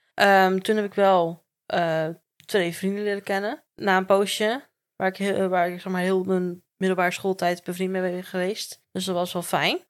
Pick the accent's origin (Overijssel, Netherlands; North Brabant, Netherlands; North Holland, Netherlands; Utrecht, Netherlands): North Brabant, Netherlands; Werkendam; also born or lived in Gorinchem; ik ben geboren in Gorkum in het ziekenhuis, maar ik heb gewoon heel mijn leven in Werkendam gewoond